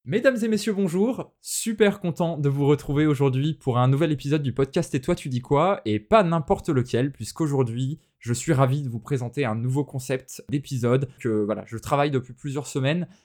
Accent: France; chez nous en France

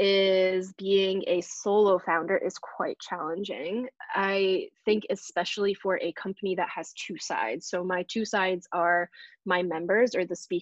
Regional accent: New Hampshire, United States; moved away as an adult; now in New York City, United States; I'm from New Hampshire. I grew up to a family of immigrants.

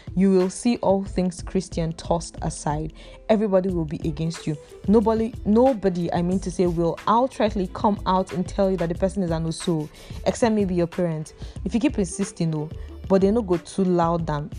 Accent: Imo, Nigeria; I'm from Imo State

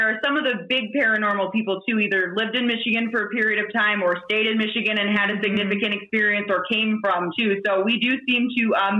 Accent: Ireland; And I'm Irish, so I know we know the sadder the better.

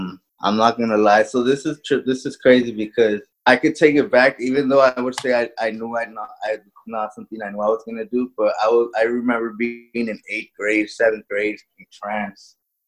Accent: California, United States; I'm from Amani, California. I'm 24 years old, and I'm a hairstylist.

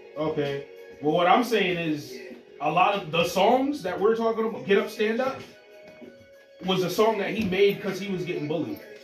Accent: Jamaica; As a Jamaican

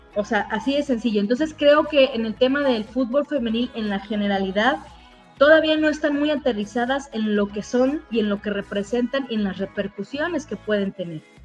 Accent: Veracruz, Mexico; Por de donde soy

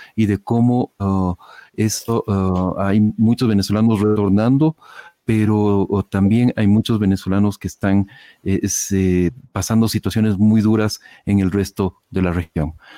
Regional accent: Ecuador; en, Ecuador, en mi país

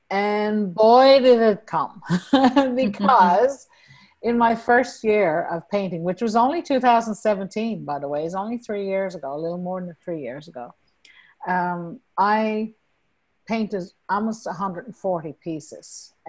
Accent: Newfoundland and Labrador, Canada; accent: Newfoundland; now in Norway; And I've lost a lot of my Newfoundland accent, to be honest.

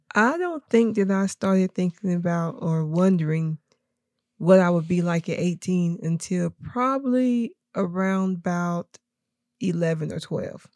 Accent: Tennessee, United States; also born or lived in Kentucky / Knoxville; we moved to Tennessee, um, probably, I think, when I was about three or four

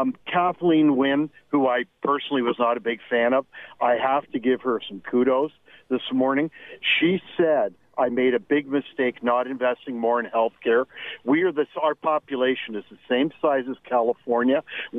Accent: Canada; And I feel the same about being Canadian as you do, and I'm extremely concerned.

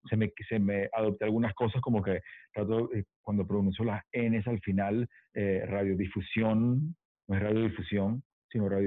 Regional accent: Venezuela; now in Los Angeles, United States; los mexicanos dicen que el acento de nosotros es cantadito

